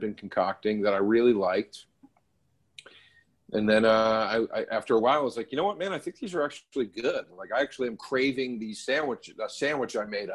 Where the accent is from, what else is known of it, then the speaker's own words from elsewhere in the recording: Philadelphia, Pennsylvania, United States; also born or lived in Los Angeles; I'm from Philly